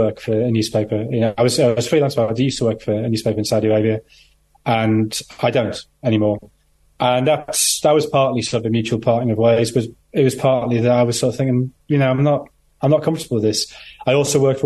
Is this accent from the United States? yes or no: no; Sunderland, North East England, United Kingdom; I grew up in Sunderland. I'm a Sunderland fan